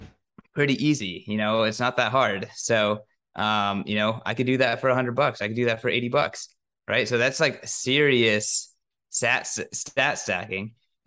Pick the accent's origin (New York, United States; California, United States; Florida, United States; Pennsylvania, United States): California, United States; now in Nashville, United States; I moved to Nashville from California. So I've been trying to make a lot of Mexican food nice. Just because it's not the same as home.